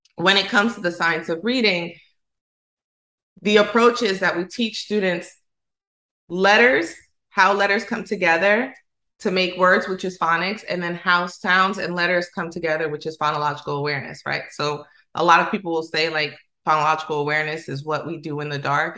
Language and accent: English; Dominican Republic; accent: Dominican Spanish; first language Spanish; English is a second language; how we communicate in Dominican Republic. When I get around people who speak academic Spanish, I choke up. I do because I know that I cut my S's off. I know that my R's sound like L's sometimes.